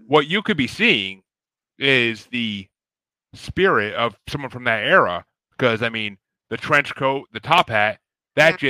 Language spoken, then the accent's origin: English; New York, United States; I'm from New York